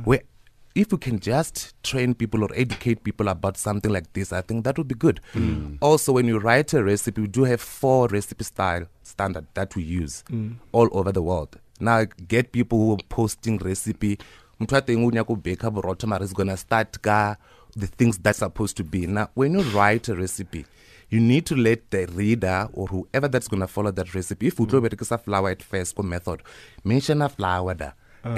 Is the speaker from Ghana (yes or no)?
no; Limpopo, South Africa; I was born in Limpopo, Waravere, Sintumure.